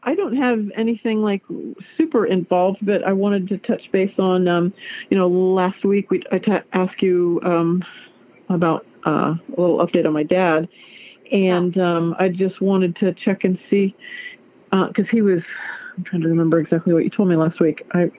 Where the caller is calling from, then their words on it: Clarksville, Ohio, United States; I am calling from Clarksville, Ohio.